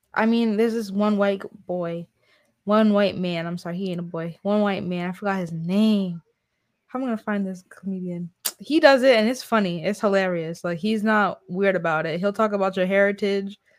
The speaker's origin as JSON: {"language": "English", "region": "North Carolina", "country": "United States", "said": "I'm from North Carolina"}